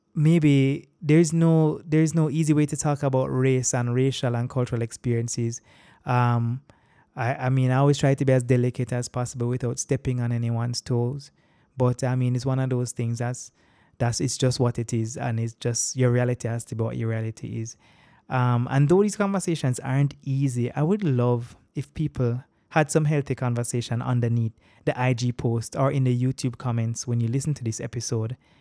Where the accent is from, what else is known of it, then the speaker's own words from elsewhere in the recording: Jamaica; accent: Jamaican; also born or lived in Boston, Massachusetts; growing up in Jamaica and living here